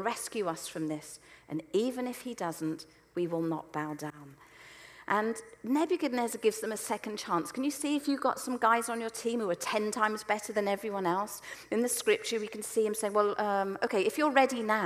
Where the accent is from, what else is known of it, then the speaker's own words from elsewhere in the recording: Selsey, South East England, United Kingdom; where I grew up in Selsey